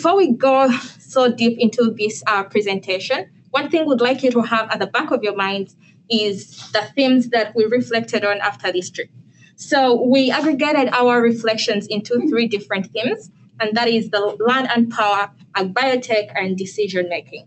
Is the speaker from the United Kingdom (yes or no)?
no; Uganda; now in United States; I'm originally from Uganda, and I'm in the Biological and Ag Engineering Department